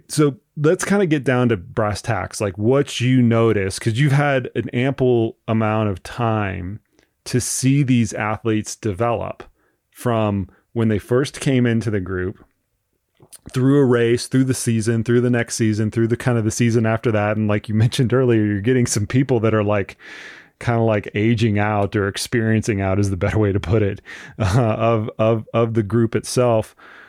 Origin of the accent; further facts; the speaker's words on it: Florida, United States; now in Colorado Springs, United States; I come from Florida and our camps are in Colorado Springs, 6,000 feet.